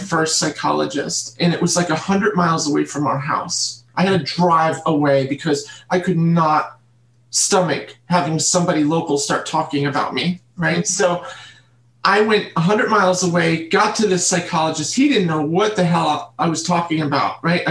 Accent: Catskill region, New York, United States; I was brought up in New York State in the Catskill region

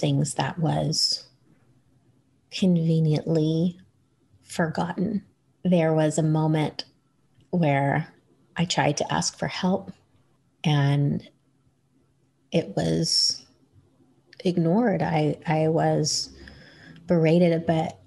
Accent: New York, United States; I grew up in New York

